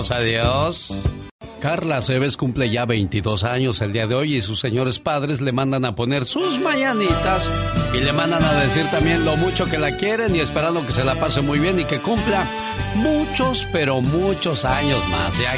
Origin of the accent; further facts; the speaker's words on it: Mexicali, Baja California, Mexico; moved away; Un día salí de Mexicali, pero Mexicali nunca salió de mí.